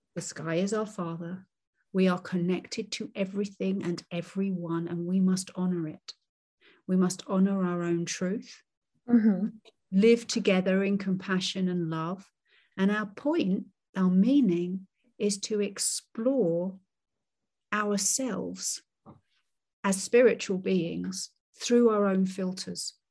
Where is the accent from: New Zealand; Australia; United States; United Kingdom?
United Kingdom; I'm I'm British